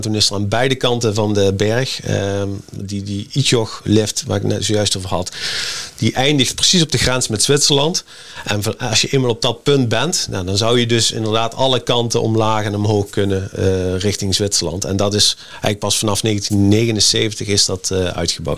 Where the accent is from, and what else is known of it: Netherlands